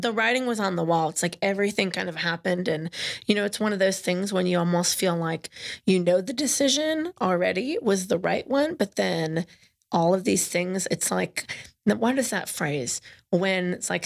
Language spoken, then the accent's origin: English; California, United States; moved away; I'm from California